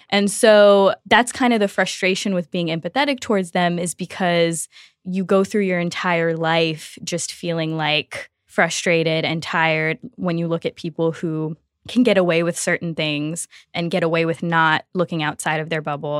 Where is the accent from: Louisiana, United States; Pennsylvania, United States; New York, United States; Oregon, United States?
Louisiana, United States; I am from Louisiana